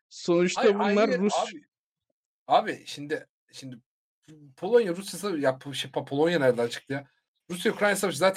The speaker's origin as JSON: {"language": "Turkish", "country": "Turkey", "said": "Hayır abi ben Tatar değilim, Türk'üm diyorum."}